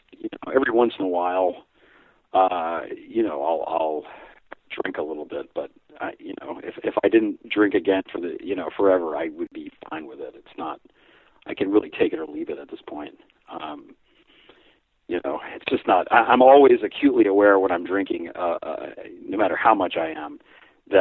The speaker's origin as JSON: {"language": "English", "country": "United States", "said": "I'm American"}